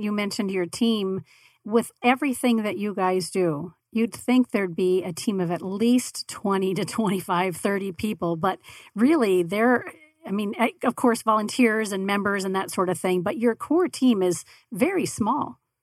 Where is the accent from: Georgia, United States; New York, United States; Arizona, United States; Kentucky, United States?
Arizona, United States; Tempe; also born or lived in San Francisco Bay Area; I grew up in Tempe